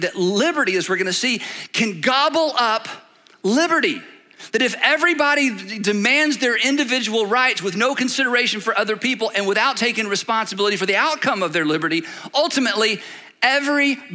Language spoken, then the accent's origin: English; United States; that's how we think as Americans